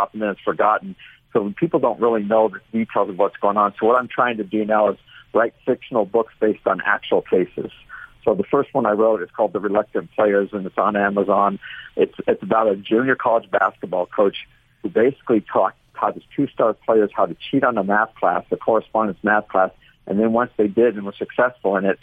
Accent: Orange County, California, United States; I'm from Orange County, California.

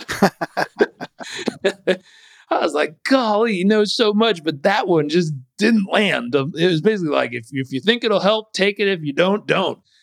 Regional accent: Southern California, United States; I grew up in Southern California

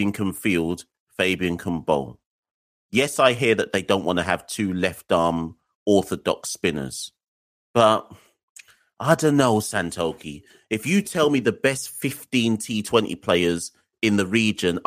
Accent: Jamaica; as a Jamaican

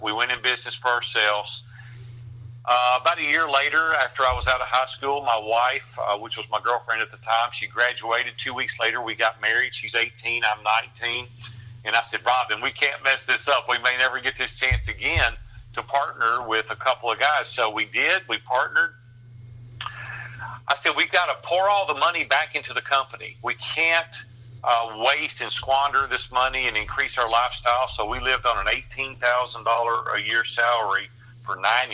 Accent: Nashville, Tennessee, United States; I grew up in Nashville as a very poor kid.

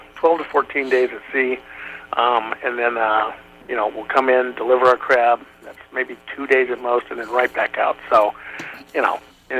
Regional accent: California, United States; Well, I grew up in Northern California in the beautiful Lake Tahoe region.

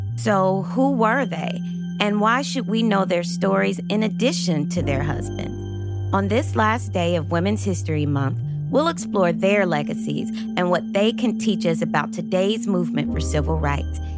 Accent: Lexington, Kentucky, United States; I was a senior high school student growing up in Lexington, Kentucky

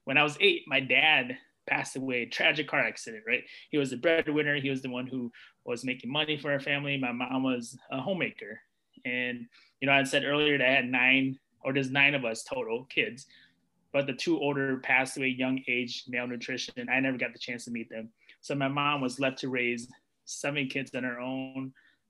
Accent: United States; They escaped a war-torn country, came to U.S. I was born here, so, being a U.S. citizen

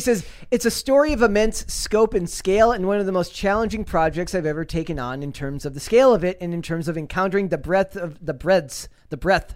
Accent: Minnesota, United States; I'm from Minnesota. I am not Finnish. I am Croatian

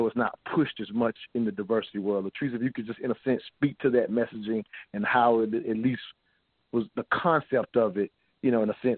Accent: the South, United States; the way I grew up growing up in the South

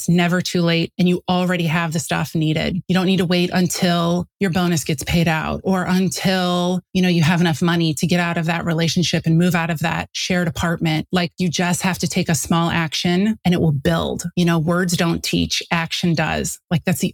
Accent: St. Louis, Missouri, United States; moved away as an adult; also born or lived in Chicago, Illinois; I grew up in St. Louis.

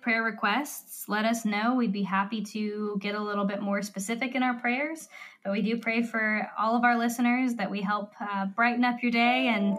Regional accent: West Coast, United States; I grew up on the West Coast.

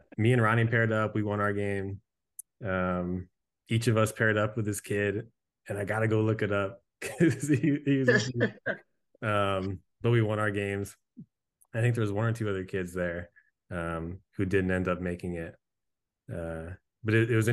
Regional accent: central Connecticut, United States; moved away as an adult; I grew up in Connecticut

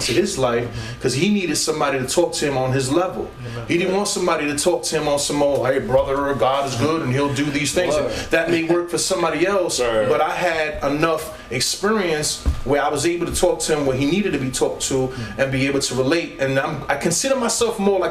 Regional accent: New York City, New York, United States; moved away as an adult; now in Allentown, United States; Native New Yorker from Brooklyn, New York, you know, grew up and born and raised in Brooklyn.

